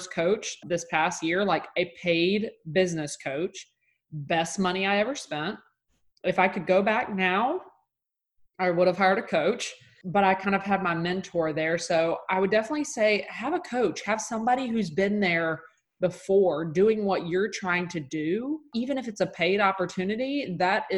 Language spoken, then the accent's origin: English; Mississippi, United States; I'm from Mississippi. That's just in my blood